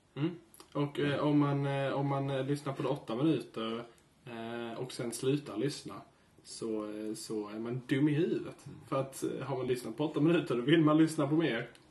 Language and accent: Swedish; Kristianstad, Skåne, Sweden; född och uppvuxen i Kristianstad